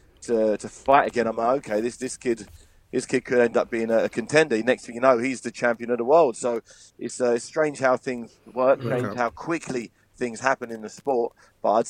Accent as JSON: {"language": "English", "region": "England", "country": "United Kingdom", "said": "We're all from England"}